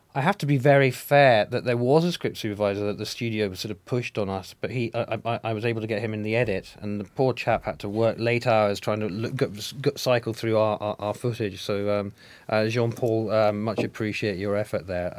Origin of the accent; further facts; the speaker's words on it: Scotland, United Kingdom; I'm Scottish.